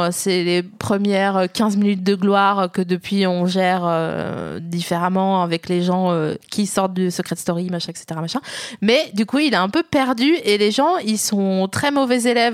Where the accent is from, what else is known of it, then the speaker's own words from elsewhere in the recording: the East, eastern France, France; j'ai grandi dans l'Est